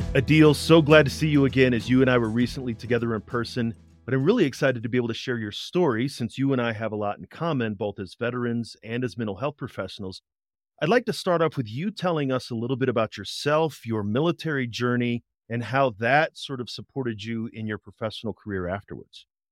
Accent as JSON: {"language": "English", "town": "St. Louis", "region": "Missouri", "country": "United States", "tie": "born or raised there", "said": "I grew up in Saint Louis, Saint Louis City, and then the suburbs"}